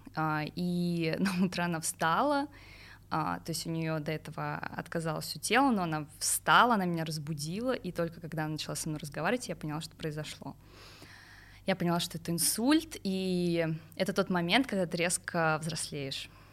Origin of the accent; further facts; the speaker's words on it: Pavlovsky Posad, Moscow Oblast, Russia; я выросла в Палском Посаде, это 70 километров а, от столицы